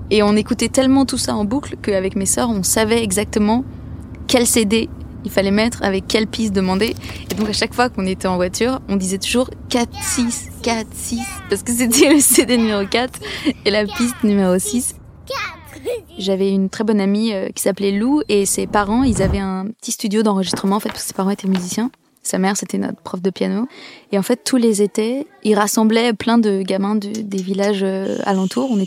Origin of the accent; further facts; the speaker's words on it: Lacoste, Provence-Alpes-Côte d'Azur, France; also born or lived in Clamart; Moi, je suis née en 1992. Je suis née à Clamart, mais j'ai grandi dans le sud-est de la France, dans un tout petit village dans le Vaucluse qui s'appelle Lacoste.